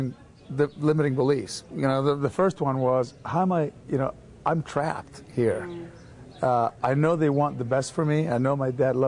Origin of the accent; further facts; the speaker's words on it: Argentina; moved away; I was born in Argentina in a multicultural family. My father is French. My mother is Argentinian. So I was brought up in a very small town in the middle of the country in Argentina.